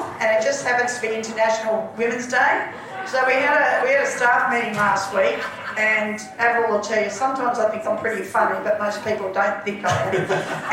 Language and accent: English; Melbourne, Victoria, Australia; I grew up in Melbourne, so first of all we were in Nunawading, then we shifted to Glen Waverley